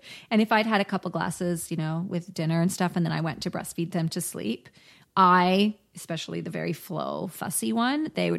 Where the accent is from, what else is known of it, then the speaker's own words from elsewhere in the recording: South Africa; moved away; I was born and brought up in South Africa